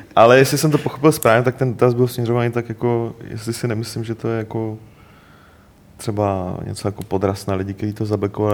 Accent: Moravia, Czechia; jako Moravák

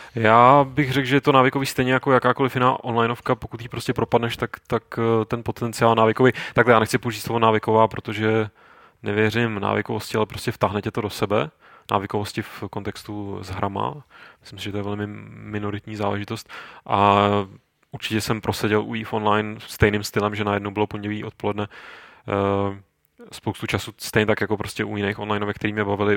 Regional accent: Czechia; u nás v Čechách

